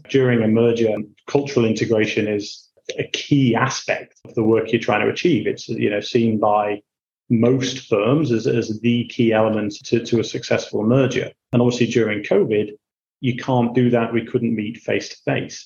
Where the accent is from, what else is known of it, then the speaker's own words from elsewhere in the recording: Hull, Yorkshire and the Humber, United Kingdom; moved away as an adult; also born or lived in Bath; now in Singapore; I grew up in Hull in Yorkshire.